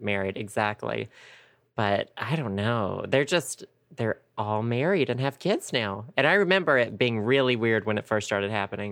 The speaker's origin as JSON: {"language": "English", "region": "Arkansas", "country": "United States", "tie": "born or raised there", "also_born_or_lived": "Conway, Arkansas", "said": "I went to my hometown today for the first time in like two years"}